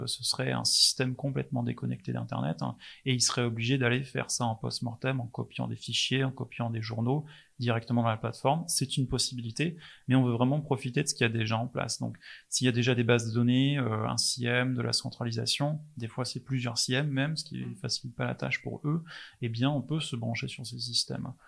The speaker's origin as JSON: {"language": "French", "region": "England", "country": "United Kingdom", "second_language": "French", "moved": "yes", "lives_now": "Rennes, France", "said": "je suis anglais"}